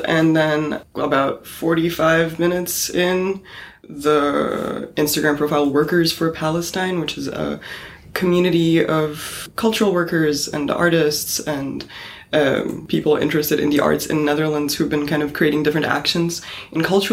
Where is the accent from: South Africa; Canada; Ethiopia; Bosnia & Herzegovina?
Bosnia & Herzegovina; somebody that was born out of and came out of a very recent genocide and aggression in a Bosnian context